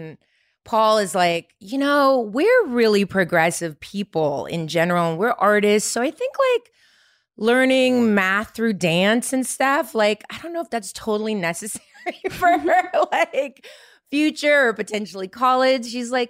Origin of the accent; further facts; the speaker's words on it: Ukraine; born there; English is a second language; Yes, I was born in the Ukraine. My dad is Montenegro, but my mom is Russian, and I'm Russian, to be honest. I speak Russian.